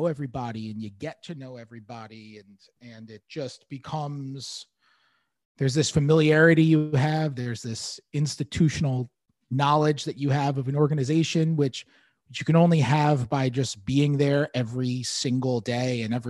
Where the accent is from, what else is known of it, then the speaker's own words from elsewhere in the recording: New York City, New York, United States; I grew up in the city.